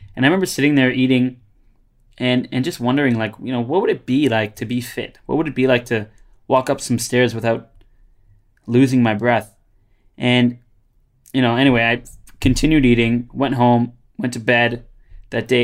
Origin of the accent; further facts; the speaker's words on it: Brampton, Ontario, Canada; moved away as an adult; also born or lived in Toronto; now in Australia; they're from my hometown